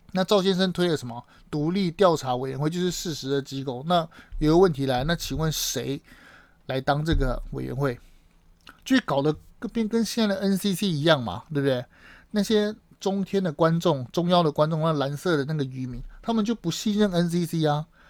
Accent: Taiwan; 我们台湾人

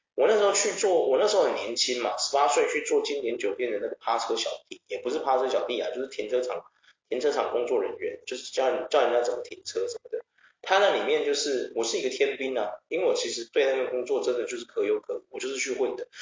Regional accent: Taiwan; 极度讽刺我们台湾的军警

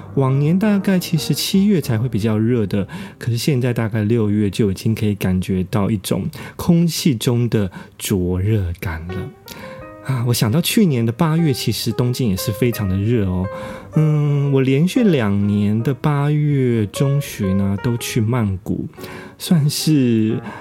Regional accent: Taiwan; now in Japan; 我们台湾人，呃，注在日本的台湾人

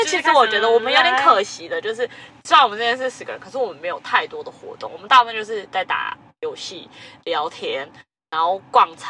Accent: Tainan, Taiwan; 我是台南人，

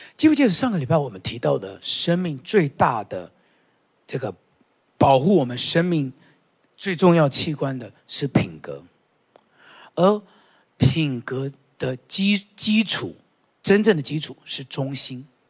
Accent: Taiwan; 我们台湾人哦，跟蜈蚣一样，就是有很多鞋子

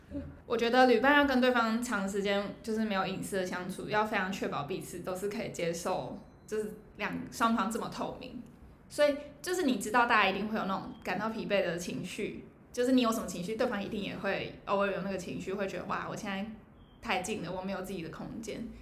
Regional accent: Taiwan; 台湾我台湾人

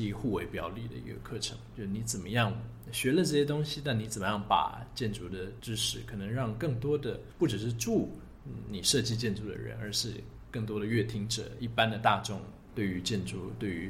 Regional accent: London, United Kingdom; born there; 因为我想我生在就是生在伦敦这个地方，那我当然应该多去了解这个城市，多去挖这个宝藏这样子。

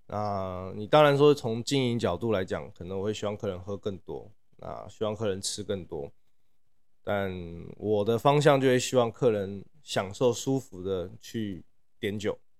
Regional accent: Taipei, Taiwan; moved away as an adult; also born or lived in Shanghai, China / Paris, France; 我是台北人。然后这两年才刚从国外回来台湾

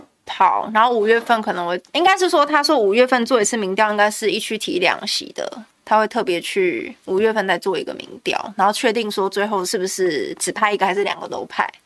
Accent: Taipei, Taiwan; 因为我是民生社区出生长大，然后我在那边读的学校全部都是松山信义的。所以就在地出生长大，

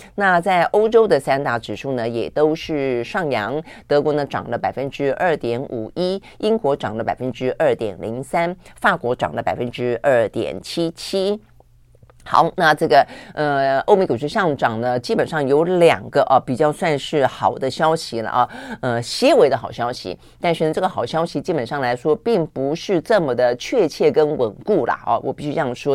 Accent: Taiwan; 我们台湾人

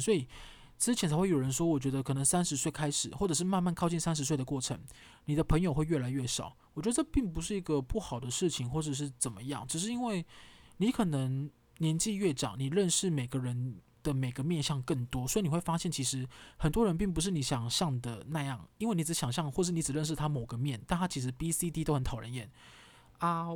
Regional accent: Kaohsiung, Taiwan; 跟我同样一起在高雄长大

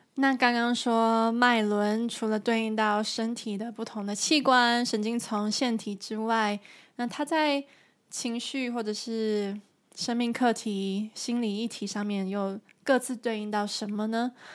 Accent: Taiwan; now in Germany; 我现在住在德国，而我来自台湾

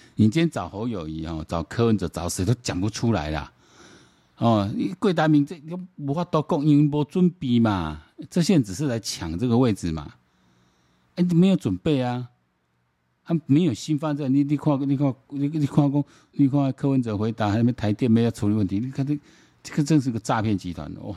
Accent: Taiwan; 然后我们台湾人民

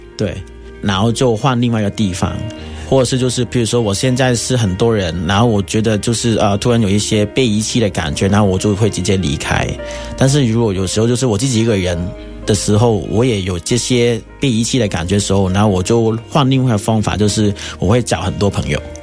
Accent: Hong Kong; moved away as an adult; now in Taiwan; 然后有可能就是回香港，然后换身份证

